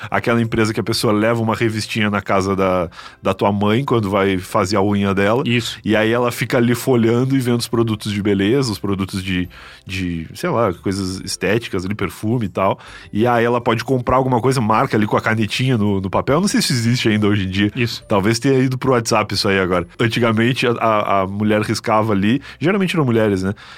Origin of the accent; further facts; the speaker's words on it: Rio Grande, Rio Grande do Sul, Brazil; moved away; also born or lived in São Paulo; como eu sou de Rio Grande, que é uma cidade pequena